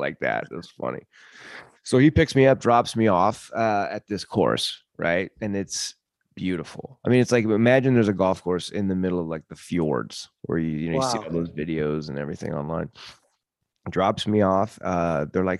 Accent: United States; I'm from America

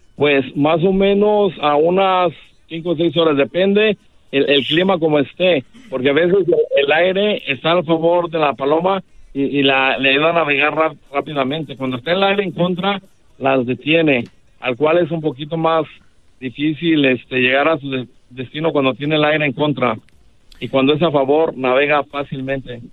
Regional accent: Guadalajara, Jalisco, Mexico; yo soy de Guadalajara, Jalisco, una colonia que se llama San Andrés, Orgullosamente

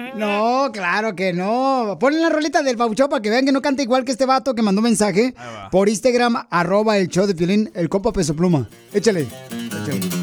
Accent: Ocotlán, Jalisco, Mexico; moved away; Yo soy de Ocotlán, Jalisco, la tierra más hermosa

